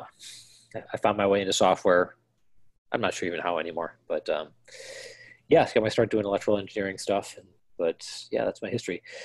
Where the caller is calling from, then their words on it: Minneapolis, Minnesota, United States; I'm calling in from Minneapolis, Minnesota